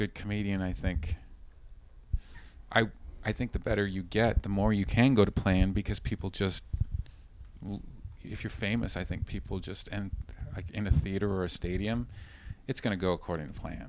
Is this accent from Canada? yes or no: yes; Canada; I'm from Canada